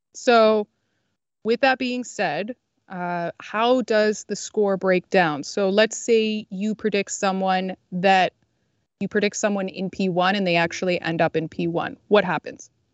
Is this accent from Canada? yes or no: yes; Canada; I grew up in Canada. I live in Canada.